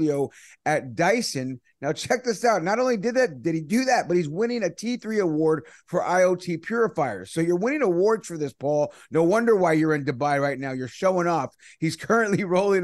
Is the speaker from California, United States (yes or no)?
yes; Bay Area, California, United States; I'm from the Bay Area